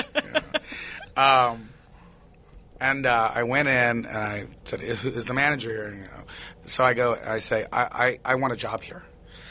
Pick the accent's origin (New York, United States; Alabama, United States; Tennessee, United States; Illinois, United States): Tennessee, United States; moved away; I was growing up in Tennessee, like a little whatever I was, and pretty much in isolation